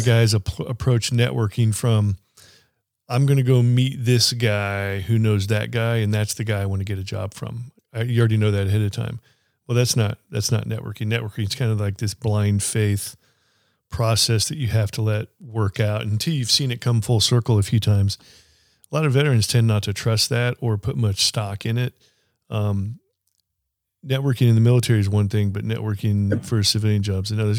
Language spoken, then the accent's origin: English; Kansas City, United States; I'm from Kansas City